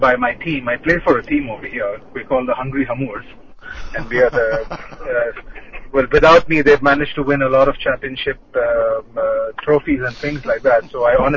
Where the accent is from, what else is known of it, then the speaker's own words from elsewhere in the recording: Bahrain; when we were growing up over here, it was quite a heavy scene of hockey